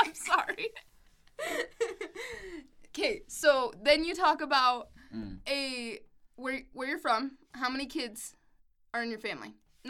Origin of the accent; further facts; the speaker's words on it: West Jordan, Utah, United States; It's called West Jordan.